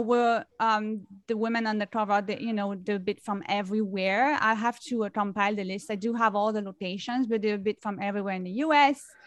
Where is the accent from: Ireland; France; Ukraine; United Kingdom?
France; now in New York City, United States; I am originally from France. I grew up in France and I've been living in New York City for many, many years.